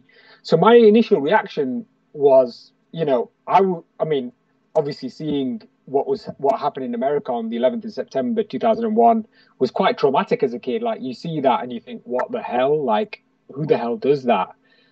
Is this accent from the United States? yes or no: no; Pakistan-administered Kashmir, Azad Kashmir, Pakistan; So obviously we're from Pakistan, aren't we? Or Kashmir, that's being controlled by Pakistan.